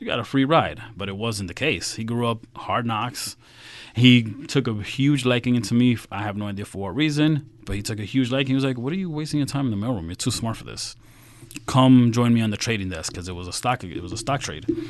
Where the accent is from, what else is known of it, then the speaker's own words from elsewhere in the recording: New York City, New York, United States; I grew up in Queens, so if you know the seven train that goes right into Met Stadium